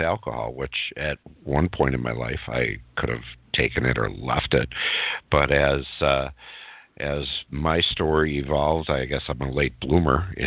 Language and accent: English; Burlington, Wisconsin, United States; I'm a Midwestern guy. I grew up in Burlington, Wisconsin, which is where I live today.